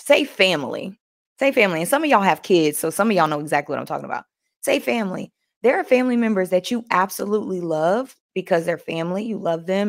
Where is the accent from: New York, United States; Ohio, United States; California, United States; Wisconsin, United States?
New York, United States; accent: New York; That's my New York accent